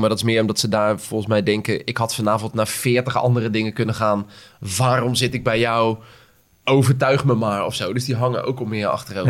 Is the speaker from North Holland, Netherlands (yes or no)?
no; Schipluiden, South Holland, Netherlands; moved away; ik kom oorspronkelijk uit Schipluiden. Klein dorpje eh, tussen Delft en Rotterdam en Den Haag.